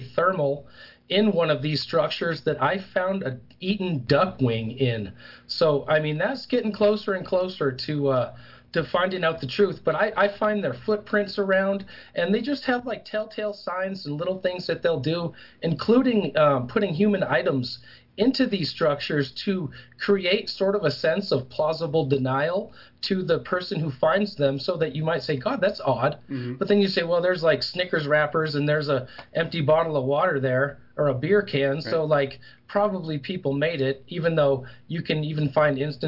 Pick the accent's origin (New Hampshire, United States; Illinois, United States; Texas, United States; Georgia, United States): New Hampshire, United States; now in Colorado, United States; I'm originally from New Hampshire.